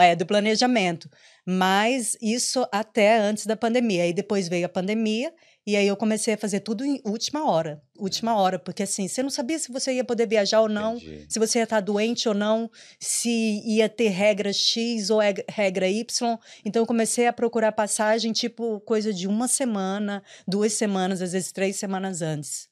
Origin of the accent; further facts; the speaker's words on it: Maranhão, Brazil; moved away as an adult; also born or lived in São Paulo / Porto Alegre; now in Ireland; eu sou maranhense, mas eu morei em São Paulo, morei em Porto Alegre